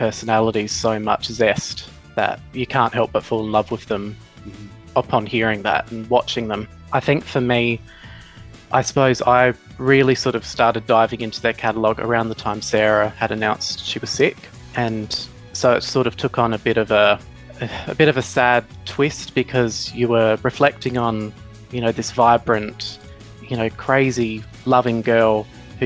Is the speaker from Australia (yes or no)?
yes; Adelaide, South Australia, Australia